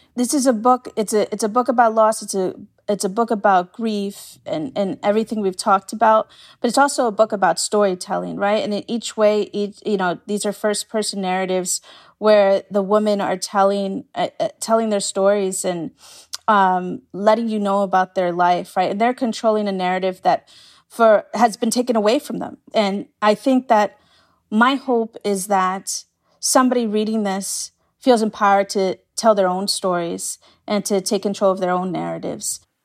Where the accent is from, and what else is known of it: New York City, New York, United States